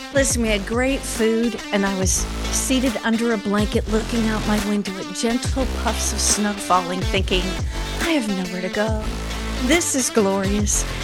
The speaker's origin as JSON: {"language": "English", "region": "Minnesota", "country": "United States", "tie": "born or raised there", "also_born_or_lived": "Chicago / Michigan", "moved": "yes", "said": "I was born in Minnesota, went to college in Chicago"}